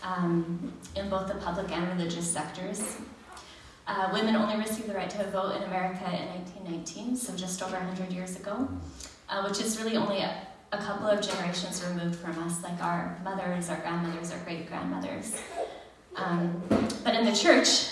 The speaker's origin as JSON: {"language": "English", "country": "United States", "tie": "born or raised there", "said": "I was raised in the United States"}